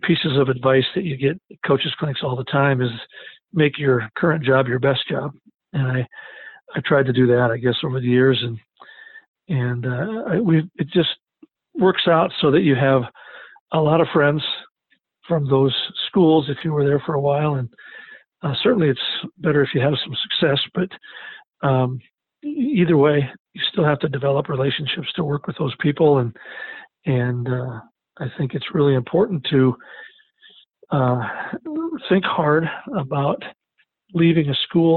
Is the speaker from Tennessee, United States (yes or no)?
no; Lake Benton, Minnesota, United States; moved away as an adult; also born or lived in Rapid City, South Dakota / Edina, Minnesota / Madison, South Dakota; now in Sioux Falls, United States; I'm originally from Lake Benton, Minnesota, where I played for my dad